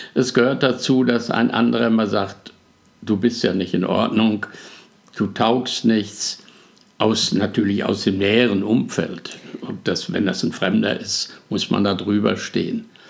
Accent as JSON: {"language": "German", "country": "Germany", "said": "bei uns in Deutschland"}